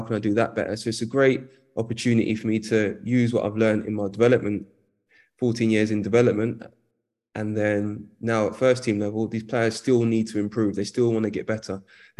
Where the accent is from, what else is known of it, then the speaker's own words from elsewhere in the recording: London, United Kingdom; also born or lived in Hackney, East London; I grew up in Edmonton, North London.